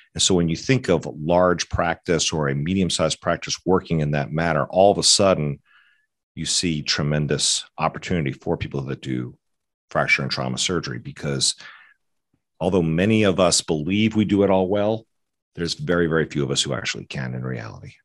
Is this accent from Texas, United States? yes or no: no; Atlanta, Georgia, United States; also born or lived in Fort Collins, Colorado; I grew up in Atlanta